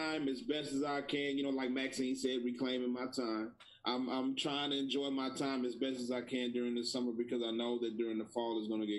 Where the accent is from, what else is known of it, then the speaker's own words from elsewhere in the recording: Grambling, Louisiana, United States; now in Monroe, United States; I'm from Grambling, Louisiana.